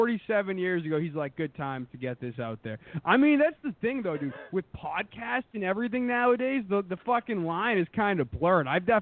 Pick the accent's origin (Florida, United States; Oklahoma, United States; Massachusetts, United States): Massachusetts, United States; Boston; accent: Boston; I like lived in Boston when I was little, and then I moved to the Jewy suburbs, and everybody used to rip on my Boston accent because they all didn't have one because they're all like Jews. And then now I'm back in fucking pretty much Boston